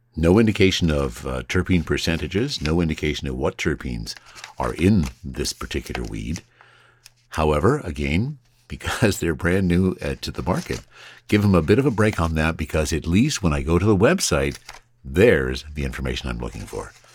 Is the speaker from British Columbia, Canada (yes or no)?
yes; Nelson, British Columbia, Canada; moved away; I spent my formative years in the kootenays. And often when I would tell people that I was from Nelson